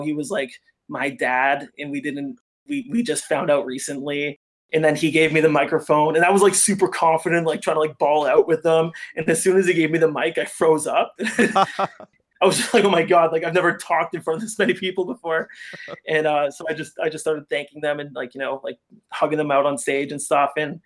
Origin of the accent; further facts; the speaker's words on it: Hamilton, Ontario, Canada; we're from Hamilton